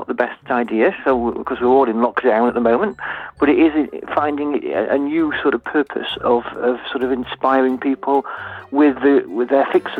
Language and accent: English; Yorkshire and the Humber, United Kingdom; now in Doncaster, United Kingdom; as a Yorkshireman